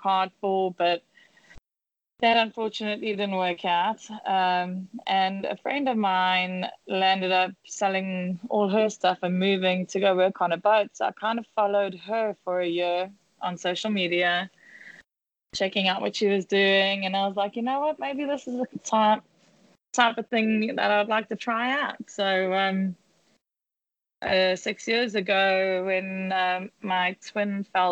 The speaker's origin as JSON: {"language": "English", "country": "South Africa", "tie": "born or raised there", "also_born_or_lived": "London", "moved": "as an adult", "lives_now": "Bahamas", "said": "growing up in South Africa"}